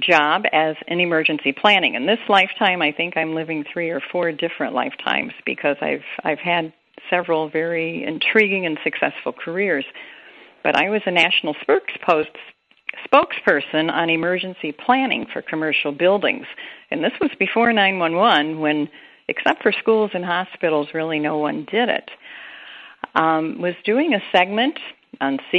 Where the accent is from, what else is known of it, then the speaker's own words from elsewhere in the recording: Appalachian Kentucky, United States; I was born in the Appalachian area of Kentucky and raised in a Pentecostal church